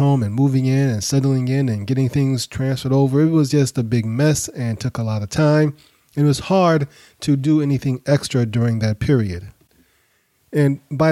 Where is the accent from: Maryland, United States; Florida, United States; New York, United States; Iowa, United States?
New York, United States; New York City; now in Atlanta, United States; I grew up in New York. I live in Atlanta now, but I grew up in Brooklyn